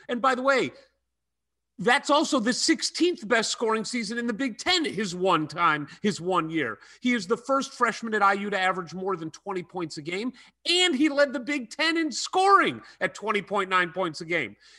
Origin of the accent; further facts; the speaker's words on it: St. Louis, Missouri, United States; I grew up in Saint Louis, Missouri, very close to the Jewish Community Center in Saint Louis